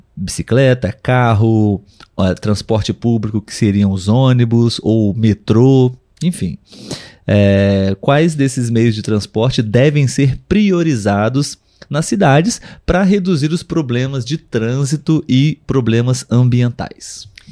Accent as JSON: {"language": "Portuguese", "country": "Brazil", "said": "nós brasileiros aqui"}